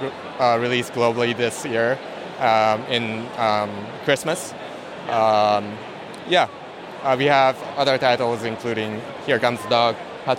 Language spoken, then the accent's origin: English; Tokyo, Japan; Tokyo, Japan.